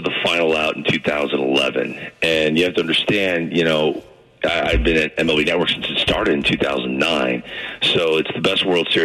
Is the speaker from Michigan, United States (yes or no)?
no; St. Louis, Missouri, United States; Here I am in St. Louis, my hometown